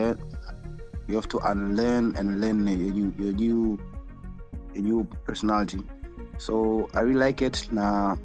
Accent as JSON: {"language": "English", "country": "Tanzania", "said": "I'm from Tanzania"}